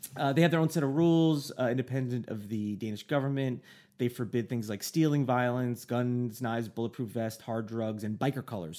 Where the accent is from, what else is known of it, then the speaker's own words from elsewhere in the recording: United States; Me as an American, I'd be like, I'm an American